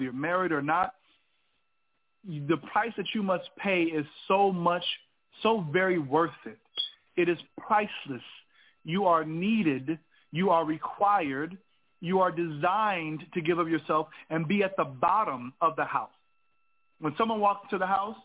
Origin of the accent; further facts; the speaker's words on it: California, United States; moved away as an adult; also born or lived in Alabama; growing up in California, seeing fatherless homes